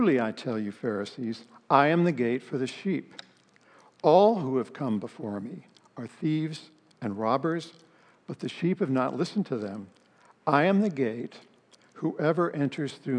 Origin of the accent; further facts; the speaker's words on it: Palo Alto, California, United States; I grew up in Palo Alto, became a Christian my senior year in high school